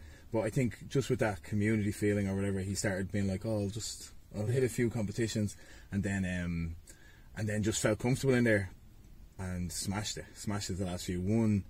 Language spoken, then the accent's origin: English; Ballybough, Leinster, Ireland; From Ballybock originally, and then we moved, my mum and dad, they bought a house in Santry when I was 15.